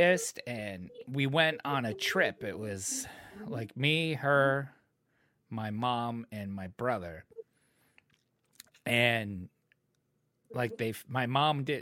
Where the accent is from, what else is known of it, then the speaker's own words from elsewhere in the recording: New England, United States; I'm from New England